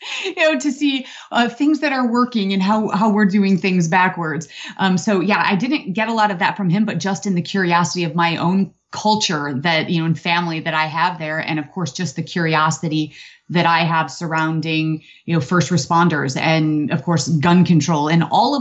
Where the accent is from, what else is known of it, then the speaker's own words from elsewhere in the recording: Aurora, Illinois, United States; moved away as an adult; now in Florida, United States; I was born in Aurora, Illinois, and that is obviously where I was lived my entire life